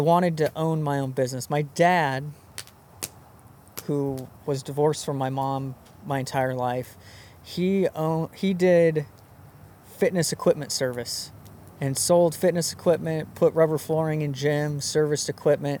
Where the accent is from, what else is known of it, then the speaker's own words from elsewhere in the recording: Mountain Home, Idaho, United States; I grew up in Mountain Home, Idaho